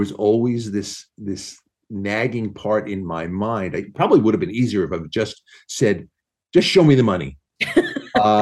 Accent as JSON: {"language": "English", "area": "Long Island", "region": "New York", "country": "United States", "tie": "born or raised there", "said": "I grew up on Long Island"}